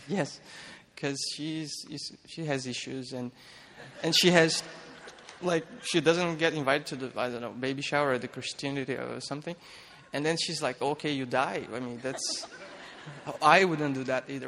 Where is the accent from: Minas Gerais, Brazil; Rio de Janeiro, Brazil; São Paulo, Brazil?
Rio de Janeiro, Brazil; Petrópolis; moved away; I was raised in Petropolis. Petropolis is a small city uh, around Rio de Janeiro in Brazil